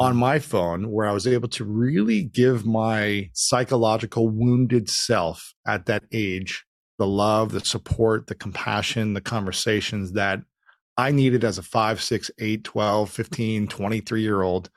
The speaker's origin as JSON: {"language": "English", "town": "Delaware", "region": "Ohio", "country": "United States", "tie": "born or raised there", "moved": "as an adult", "lives_now": "Los Angeles, United States", "said": "I grew up in Delaware, Ohio, just about thirty, forty minutes north of Columbus"}